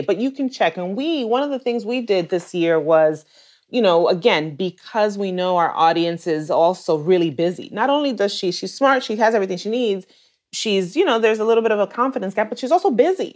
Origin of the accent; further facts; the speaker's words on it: New York City, New York, United States; I am Dominicana from New York City. I'm born and raised in New York, and I still live here.